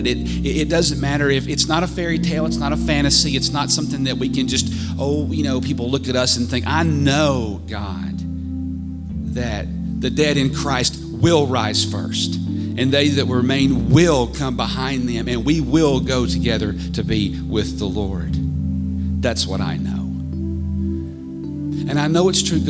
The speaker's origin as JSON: {"language": "English", "country": "United States", "said": "as American who's done some mission work and other things"}